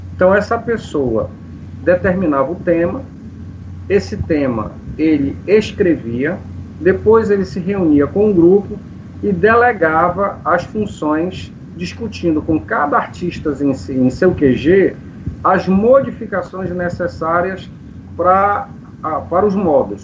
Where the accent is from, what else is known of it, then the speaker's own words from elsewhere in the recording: Manaus, Amazonas, Brazil; also born or lived in Parintins; Eu sou de Manaus, a minha família é de Manaus